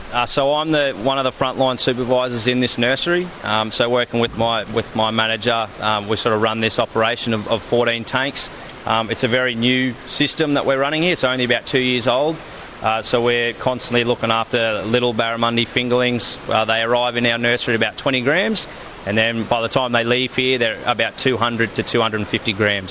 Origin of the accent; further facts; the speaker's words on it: Melbourne, Victoria, Australia; moved away as an adult; also born or lived in Townsville, Queensland; now in Northern Territory, Australia; I actually was born and raised in Melbourne